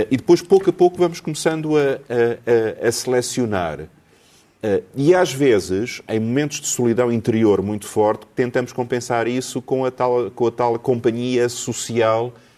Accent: Lisbon, Portugal; eu, eu nasci em Alfama

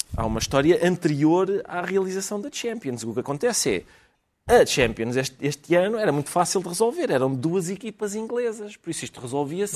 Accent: Portugal; somos portugueses

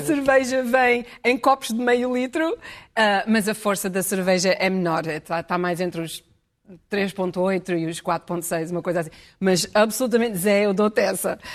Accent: Portugal; moved away; quando eu dizia que era, vinha de Portugal

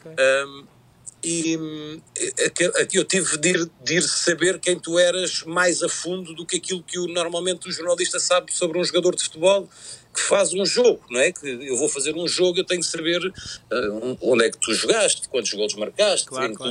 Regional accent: Portugal; como, português

